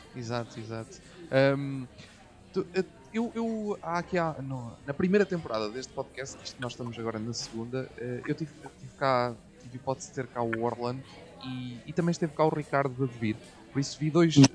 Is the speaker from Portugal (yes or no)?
yes; Coimbra, Centro, Portugal; nós somos de Coimbra